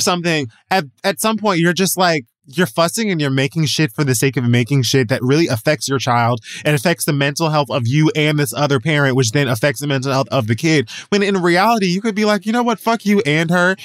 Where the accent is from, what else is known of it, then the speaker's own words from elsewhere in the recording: Jamaica; I'm Jamaican